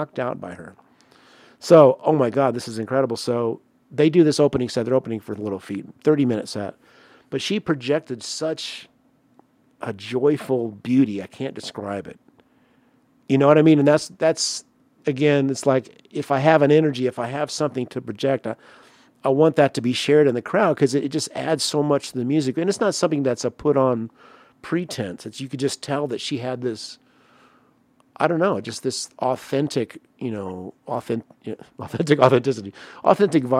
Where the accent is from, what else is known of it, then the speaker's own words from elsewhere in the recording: Evansville, Indiana, United States; moved away; I am a Hoosier. Evansville in the house.